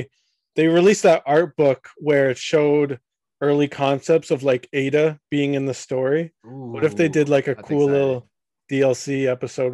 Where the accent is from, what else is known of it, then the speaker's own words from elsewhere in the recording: Canada; I am Canadian